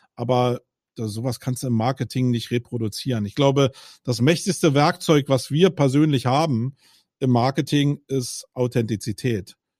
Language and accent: German; Berlin, Germany; ich bin Berliner